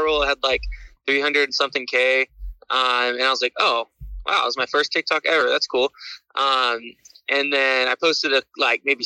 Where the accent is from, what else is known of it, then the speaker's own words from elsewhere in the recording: Barstow, California, United States; moved away as an adult; now in Huntington Beach, United States; I'm from Barstow, California, which is like a 20,000 population town in the middle of the high desert